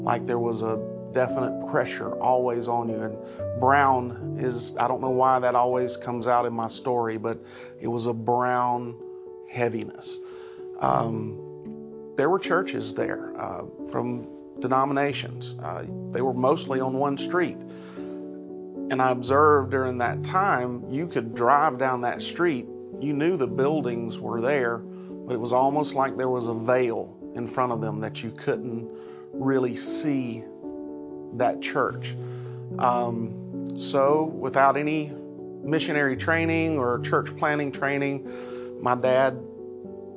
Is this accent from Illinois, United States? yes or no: no; Rock Hill, South Carolina, United States; I'm from Rock Hill. I grew up here, basically, at another church